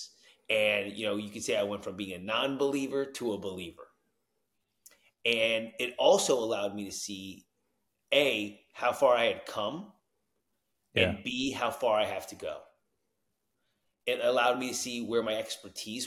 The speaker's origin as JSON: {"language": "English", "town": "Tenafly", "region": "New Jersey", "country": "United States", "tie": "born or raised there", "also_born_or_lived": "Arizona", "moved": "yes", "said": "I grew up in Tenafly, New Jersey"}